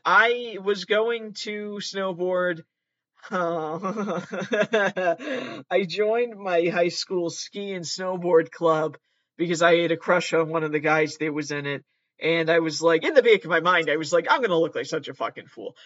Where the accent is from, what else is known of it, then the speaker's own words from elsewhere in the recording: Massachusetts, United States; I am from Massachusetts. I've always lived in Massachusetts.